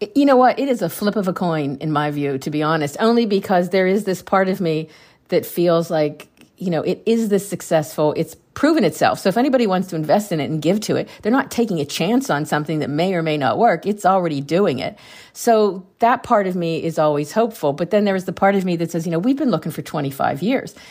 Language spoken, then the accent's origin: English; Pennsylvania, United States; I grew up in a small town in Pennsylvania